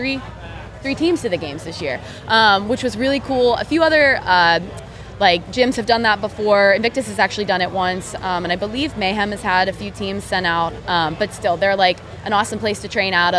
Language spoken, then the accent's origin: English; Pittsburgh, Pennsylvania, United States; I'm from Pittsburgh